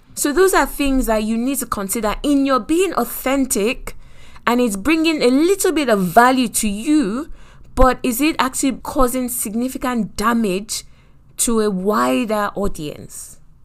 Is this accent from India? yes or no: no; Nigeria; our food, Nigerians, is very spicy